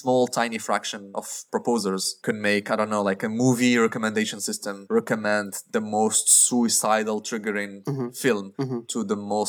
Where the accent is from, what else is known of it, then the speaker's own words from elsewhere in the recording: Morocco; moved away; I come from Morocco